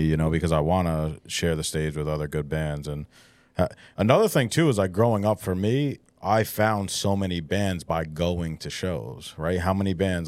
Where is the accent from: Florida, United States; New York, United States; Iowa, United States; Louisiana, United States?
New York, United States; Poughkeepsie; growing up in the Hudson Valley, like, there used to be a really big, like, band scene